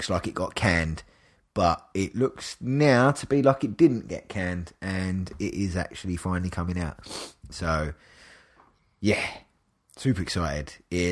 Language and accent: English; England, United Kingdom; I'm English